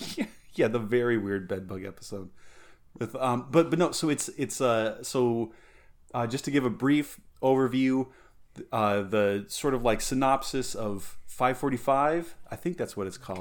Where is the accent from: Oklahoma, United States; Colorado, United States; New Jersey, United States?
Colorado, United States; Alamosa; growing up in Alamosa